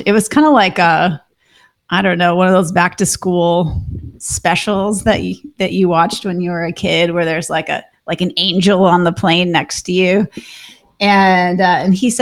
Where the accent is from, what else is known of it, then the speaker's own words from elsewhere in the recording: Minnesota, United States; now in Austin, United States; we own a short-term rental in Minnesota, which is where I grew up in the Lake Country there